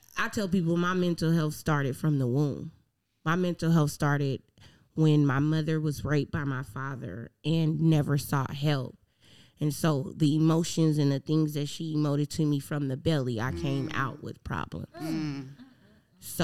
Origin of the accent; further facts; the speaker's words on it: California, United States; moved away as an adult; also born or lived in Alabama; when I was growing up in California, we had tutors